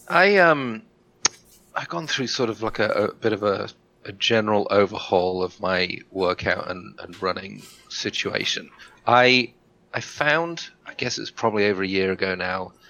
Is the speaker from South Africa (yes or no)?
no; England, United Kingdom; moved away; I get a week in England to see my family